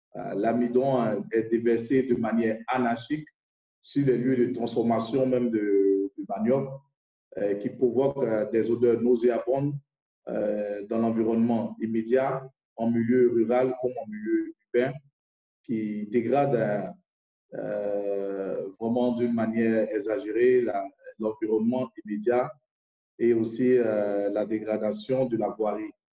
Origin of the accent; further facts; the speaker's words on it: Côte d’Ivoire; Je viens de la Côte d'Ivoire